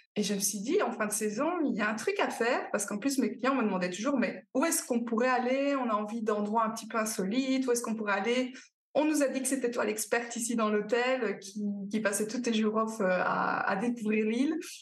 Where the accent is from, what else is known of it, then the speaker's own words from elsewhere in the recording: Belgium; accent: Belgian; je suis belge, ça s'entend un petit peu, évidemment